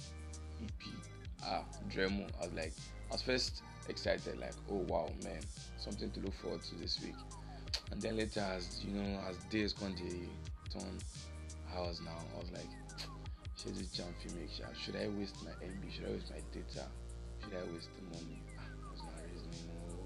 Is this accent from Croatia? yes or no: no; Nigeria; accent: Nigerian; I know from my accent, you all know already that I'm a Nigerian